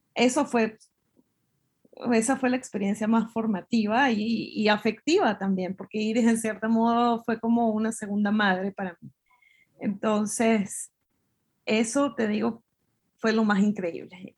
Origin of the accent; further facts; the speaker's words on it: Venezuela; moved away; cuando me fui de Venezuela